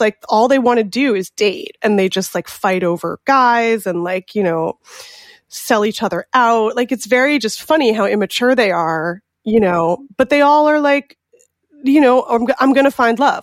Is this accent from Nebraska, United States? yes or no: no; California, United States; I'm from California